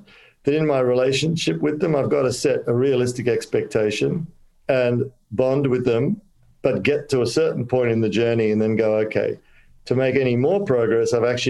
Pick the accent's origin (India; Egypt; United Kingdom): India; Kolkata, West Bengal; born there; I have, because I was born in Calcutta, so I can actually say this and my friends will understand.